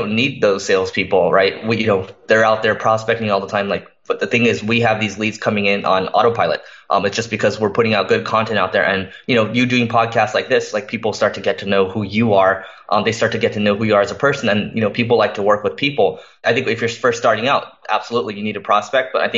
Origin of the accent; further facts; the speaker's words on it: Los Angeles, California, United States; I'm born and raised in Los Angeles.